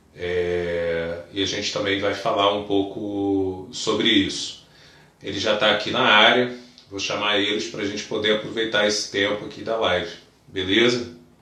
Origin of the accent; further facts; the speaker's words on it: interior of Bahia, Brazil; moved away; Eu, eu, fui criado na Bahia, no interior da Bahia, então é, não foi muito fácil chegar aqui depois, não.